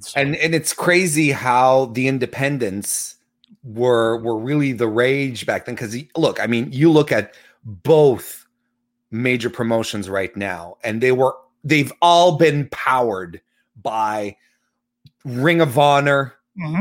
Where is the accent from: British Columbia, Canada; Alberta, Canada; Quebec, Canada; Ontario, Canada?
Quebec, Canada; Quebec City; Quebec City is my hometown.